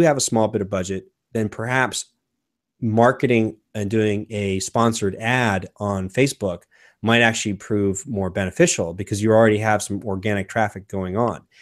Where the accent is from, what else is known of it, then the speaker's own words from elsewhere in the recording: United States; as an American